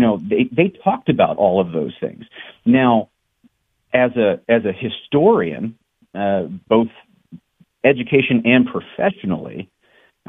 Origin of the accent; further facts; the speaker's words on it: D.C. metro area, Northern Virginia, United States; moved away as an adult; now in North Dakota, United States; I'm not originally from North Dakota. I'm originally from the Northern Virginia, D.C. metro area